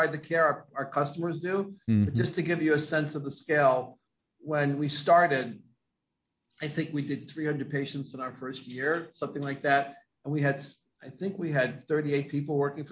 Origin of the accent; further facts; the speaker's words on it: New York, United States; I grew up in New York